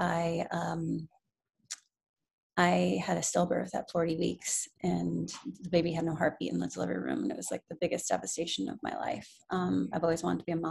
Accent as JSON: {"language": "English", "region": "Connecticut", "country": "United States", "also_born_or_lived": "the South", "moved": "as an adult", "lives_now": "New York City, United States", "said": "I'm originally from Connecticut"}